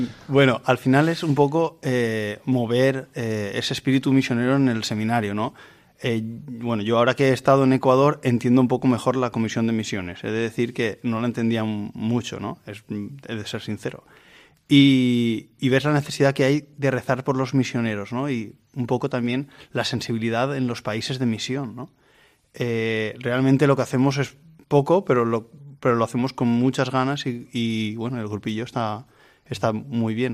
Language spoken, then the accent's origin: Spanish; Vilamarxant, Valencian Community, Spain; Yo soy de Vilamarchant, de la parroquia Santa Catalina de Alejandría